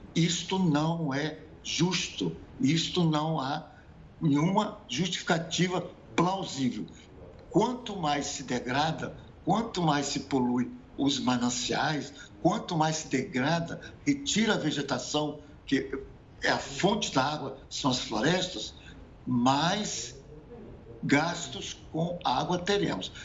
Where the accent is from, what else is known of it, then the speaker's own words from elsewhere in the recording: Brazil; como brasileiros